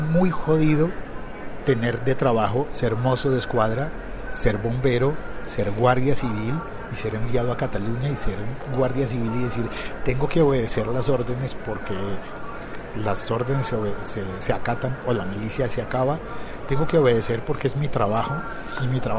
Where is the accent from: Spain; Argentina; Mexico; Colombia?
Colombia; pasa en mi país, pasa en Colombia.